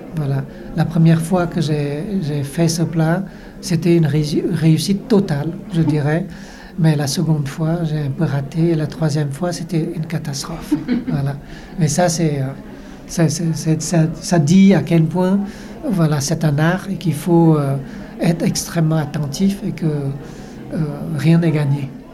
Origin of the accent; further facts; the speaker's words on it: Vietnam; en tant que Vietnamien, étant Vietnamien